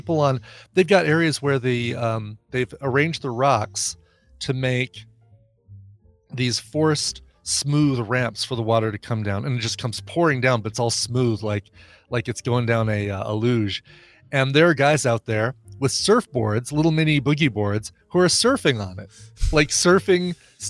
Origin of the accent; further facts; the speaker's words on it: Denver area, Colorado, United States; having lived in Colorado all my life and in the Denver area